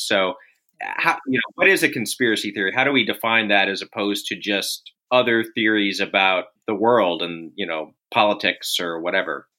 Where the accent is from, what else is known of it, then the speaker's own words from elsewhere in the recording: Austin, Texas, United States; I'm from Austin. I remember Alex Jones watching him when I was in middle school and junior high